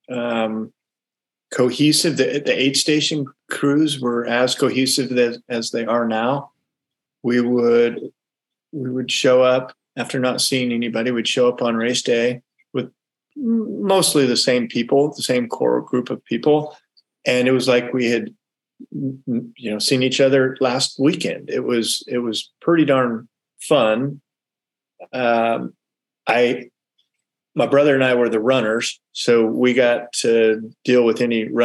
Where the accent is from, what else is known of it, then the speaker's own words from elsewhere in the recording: California, United States; Yeah, so we grew up primarily in the Bay Area. We moved around a lot. My dad was in the Air Force.